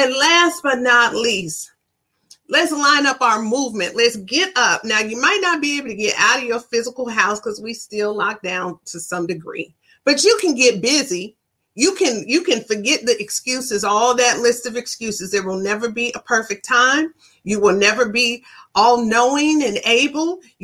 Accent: Ann Arbor, Michigan, United States; moved away; all the way back from Ann Arbor, my hometown

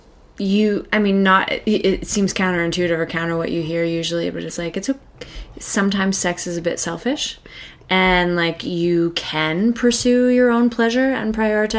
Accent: Kensington, Prince Edward Island, Canada; now in Halifax, Canada; I didn't grow up here. I grew up in Kensington

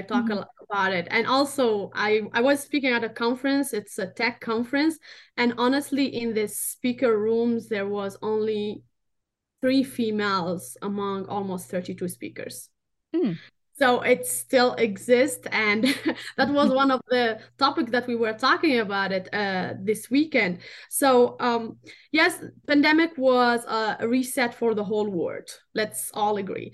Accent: Tunisia; English is a second language; moved away; I'm North African. I'm from Tunisia

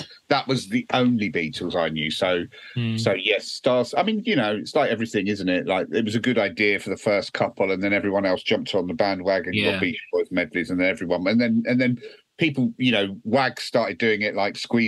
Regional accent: Surrey, South East England, United Kingdom; I grew up in Surrey

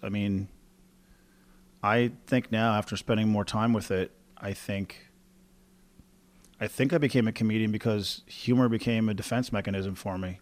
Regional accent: Newfoundland and Labrador, Canada; moved away as an adult; also born or lived in Halifax; I moved away from Newfoundland to go find a stand-up career. So I kinda had to leave home from the beginning.

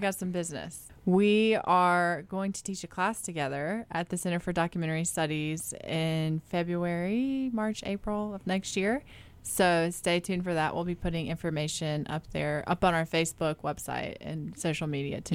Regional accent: North Carolina, United States; I grew up in North Carolina

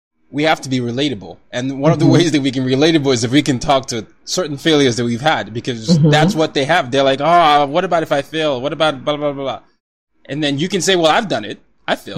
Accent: Nigeria; my background, I'm Nigerian

